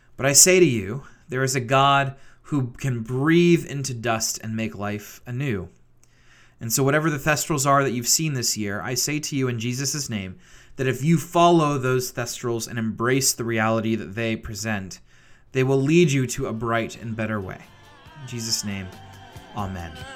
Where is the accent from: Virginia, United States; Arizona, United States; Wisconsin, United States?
Virginia, United States; Richmond; moved away as an adult; also born or lived in Grove City, Pennsylvania; Richmond, Virginia, my hometown